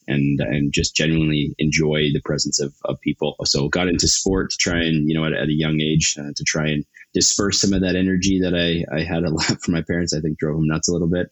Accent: Calgary, Alberta, Canada; I'm born and raised Calgarian

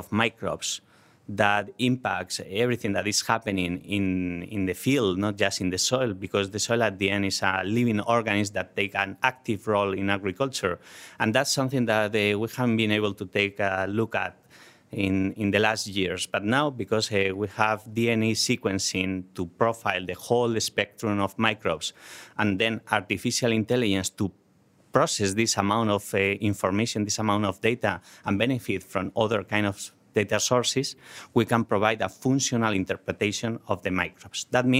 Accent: Spain; English is a second language; Well, when we grew up in vineyards in Spain, so agriculture is very important, was very important in our region.

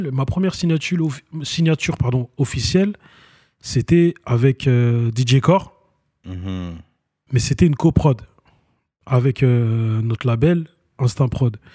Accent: Vitry-sur-Seine, Île-de-France, France; moi, c'est Vitry-sur-Seine, moi.

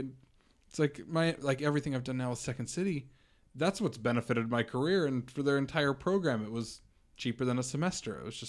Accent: Utah, United States; we're from Utah.

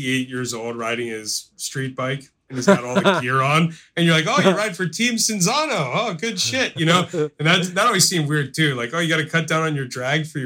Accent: Baltimore, Maryland, United States; moved away; growing up in Baltimore

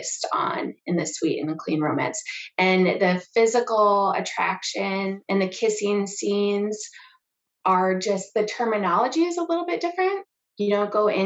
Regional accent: Minnesota, United States; moved away; I am actually originally from Minnesota

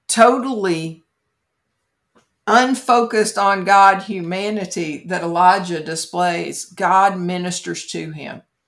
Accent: Kentucky, United States; my home state is famous for Mammoth Cave

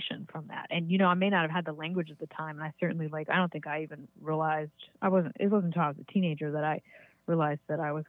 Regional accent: Virginia, United States; moved away as an adult; also born or lived in Western Massachusetts; now in Massachusetts, United States; I grew up in Virginia

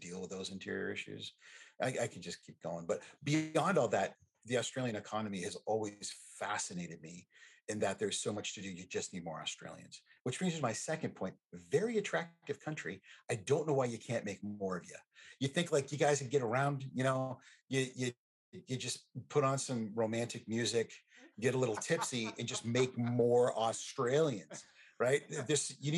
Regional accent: Texas, United States; I grew up in Texas.

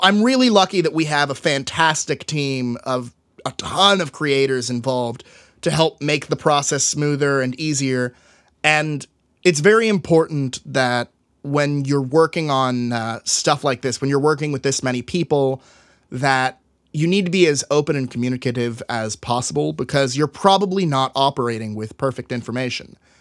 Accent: Tyler, Texas, United States; my hometown, uh, I grew up in Tyler, Texas, East Texas

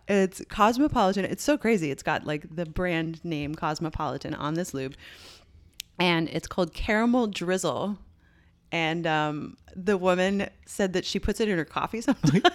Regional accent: Canada; I'm Canadian

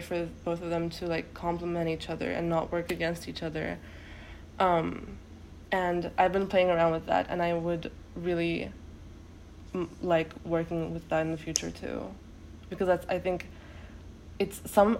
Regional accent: Turkey; first language Turkish; English is a second language; now in United States; And Turkish is my mother tongue.

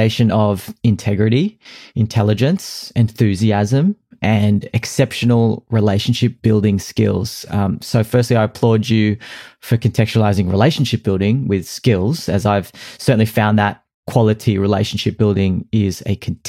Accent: Sydney, New South Wales, Australia; growing up in Sydney, the crazy city

